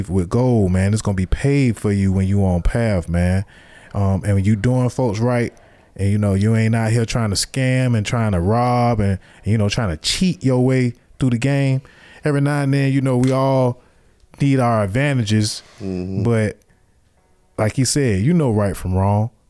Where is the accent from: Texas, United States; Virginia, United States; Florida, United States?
Florida, United States; Jacksonville; born or raised there; also born or lived in Miami